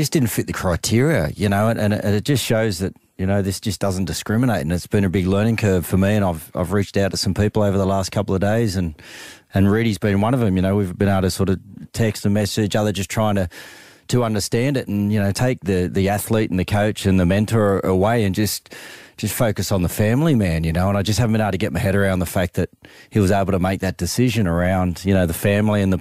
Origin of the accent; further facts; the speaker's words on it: Australia; as Australian males, we're